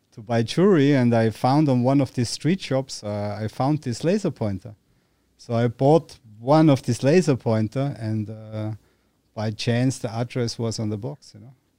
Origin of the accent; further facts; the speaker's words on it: Austria; moved away as an adult; now in Thailand; growing up in Austria